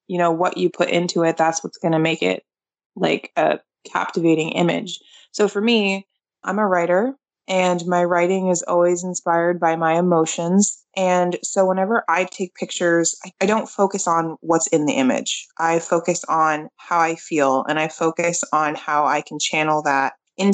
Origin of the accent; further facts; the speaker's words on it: Portland, Maine, United States; I'm from Portland, Maine